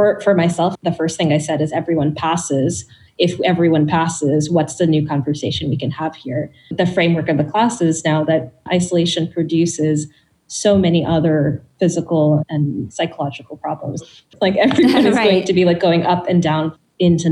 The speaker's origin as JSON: {"language": "English", "country": "Bangladesh", "said": "I'm from Bangladesh"}